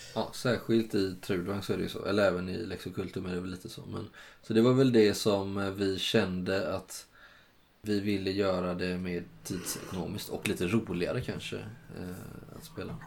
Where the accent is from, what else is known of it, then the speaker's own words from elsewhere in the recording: Kalmar County, Sweden; moved away; När jag var hemma och hälsade på på Öland